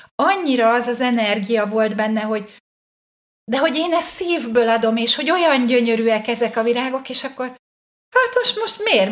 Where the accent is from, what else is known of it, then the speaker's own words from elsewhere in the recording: Hungary; nyilván magyar vagyok